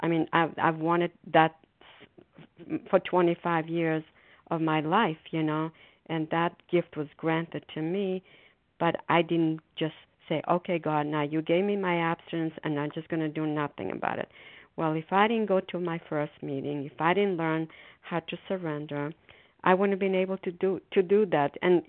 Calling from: Foxborough, Massachusetts, United States; calling from Foxborough, Massachusetts.

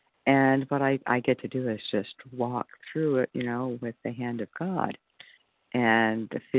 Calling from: California, United States; from California.

